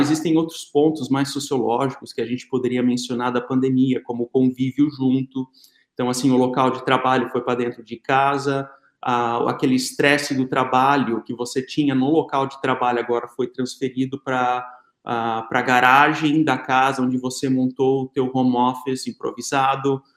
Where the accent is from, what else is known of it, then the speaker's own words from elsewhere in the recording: Santa Catarina, Brazil; nós somos de Santa Catarina